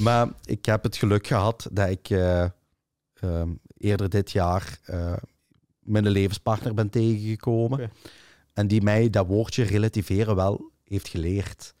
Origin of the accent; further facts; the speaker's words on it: Limburg, Flanders, Belgium; ik ben van Limburg en ik ben er kei trots op